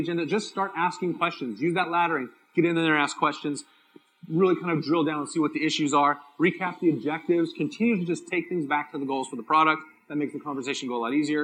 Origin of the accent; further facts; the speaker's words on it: San Diego, California, United States; I'm from San Diego.